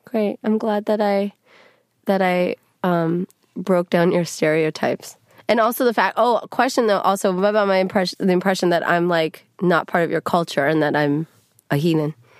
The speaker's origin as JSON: {"language": "English", "area": "the Bay Area", "region": "California", "country": "United States", "said": "I'm not from L A, I'm from the Bay"}